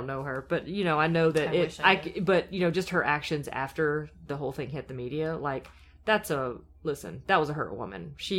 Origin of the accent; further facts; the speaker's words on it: Anderson, South Carolina, United States; I'm from Anderson, South Carolina.